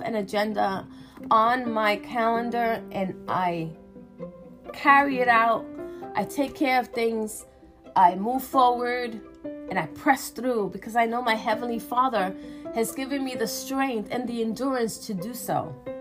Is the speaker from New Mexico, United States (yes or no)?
no; New York, United States; I'm from New York